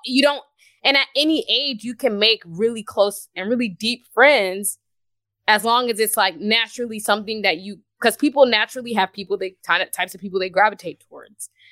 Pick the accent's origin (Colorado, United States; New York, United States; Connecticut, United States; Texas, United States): Texas, United States; Houston; moved away as an adult; I'm from Houston.